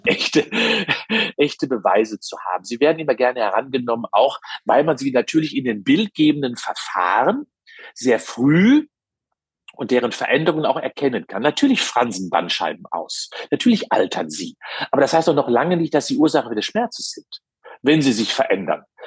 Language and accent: German; Cologne, North Rhine-Westphalia, Germany; Als Kölner